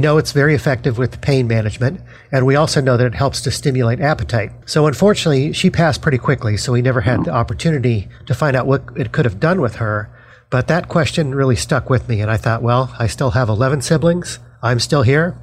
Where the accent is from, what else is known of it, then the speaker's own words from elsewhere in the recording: Denver, Colorado, United States; now in New Jersey, United States; I'm from Denver, Colorado, and I'm actually one of 13 kids